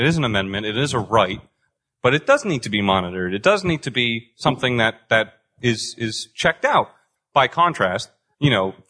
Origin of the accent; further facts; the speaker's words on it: Boston, Massachusetts, United States; now in Pasadena, United States; I grew up in Boston.